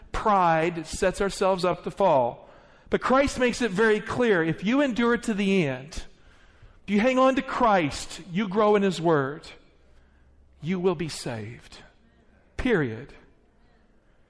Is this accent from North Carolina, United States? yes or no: no; the Appalachians of Virginia, United States; I grew up in poverty in the Appalachians of Virginia